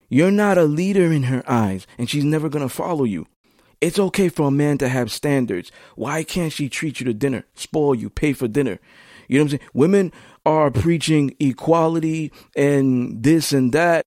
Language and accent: English; New York City, New York, United States; I'm from Flatbush, Brooklyn, Brownsville, Crown Heights. I moved around.